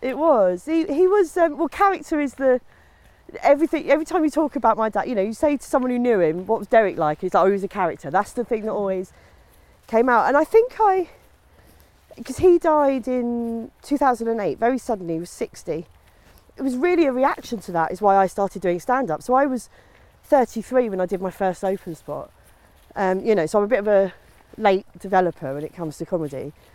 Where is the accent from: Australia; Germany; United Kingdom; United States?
United Kingdom; Maidstone, South East England; also born or lived in Sidcup; now in Sussex, United Kingdom; grew up in Maidstone. I was born in Sidcup, grew up in Maidstone